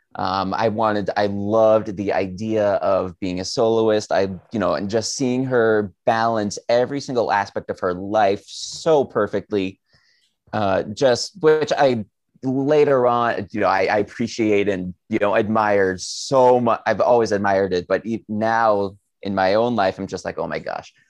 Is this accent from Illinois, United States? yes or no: no; Southern New Hampshire, United States; growing up in Southern New Hampshire